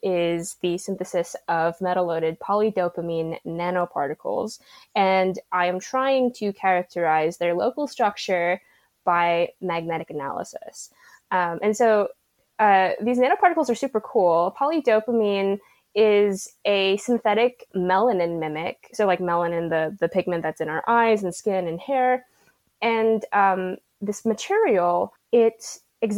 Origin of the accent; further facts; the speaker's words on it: Santa Clarita, California, United States; now in San Diego, United States; I'm from a little bit north of San Diego. So I'm from Santa Clarita.